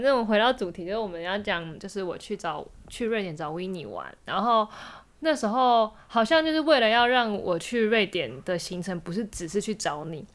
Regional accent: Taiwan; 跟我们台湾人不一样

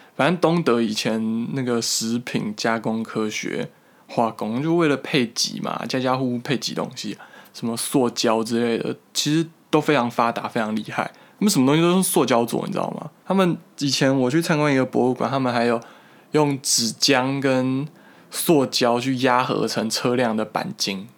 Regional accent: Taipei, Taiwan; now in Germany; 像我台北人啦

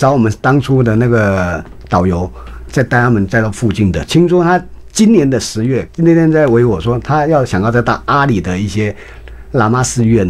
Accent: Taiwan; 除非你今天到福建、到厦门， 还可能跟我们台湾人口味差不多

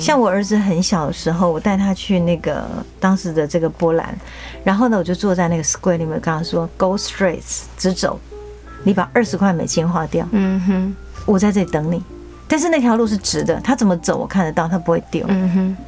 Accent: Tainan, Taiwan; 因为我是台南台的教育协会的监事，我们做很多台日交流

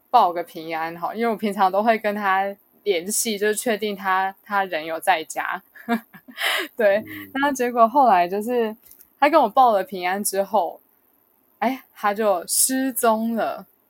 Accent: Kaohsiung, Taiwan; now in New Taipei, Taiwan; 我家乡是在高雄，但我刚好说我工作是在新北

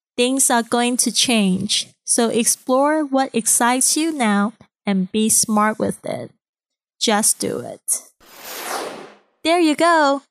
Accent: Kaohsiung, Taiwan; English is a second language; moved away as an adult; now in Shanghai, China; I'm originally from Kaohsiung, Taiwan, and I've been in Shanghai for almost six years.

